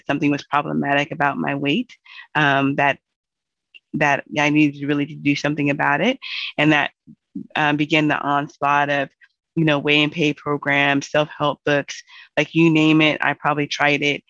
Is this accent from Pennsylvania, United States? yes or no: no; Seattle, Washington, United States; I'm from Seattle, and I grew up here.